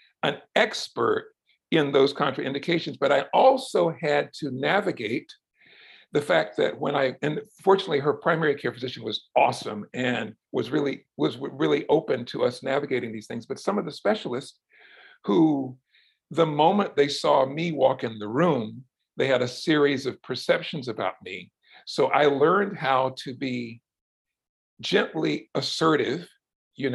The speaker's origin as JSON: {"language": "English", "town": "Brunswick", "region": "Georgia", "country": "United States", "tie": "born or raised there", "moved": "yes", "lives_now": "Louisville, United States", "said": "I grew up in South Georgia in the 60s and 70s, and just in the heart of the Deep South"}